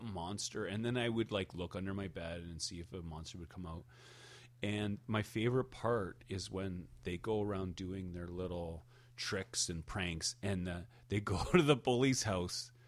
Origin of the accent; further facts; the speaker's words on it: Hamilton, Ontario, Canada; we are from Hamilton, Ontario